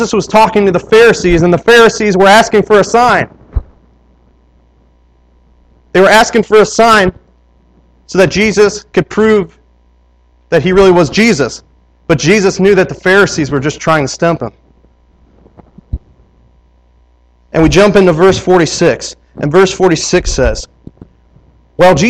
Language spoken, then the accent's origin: English; Wisconsin, United States; I'm from Wisconsin